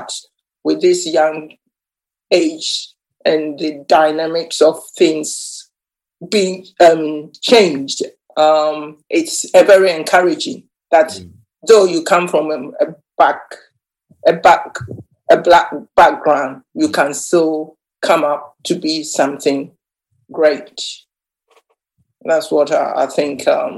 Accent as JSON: {"language": "English", "country": "Ghana", "moved": "yes", "lives_now": "England", "said": "I think what I can say is I came to England 1979, and at that time, women or black people were supposed not to be heard."}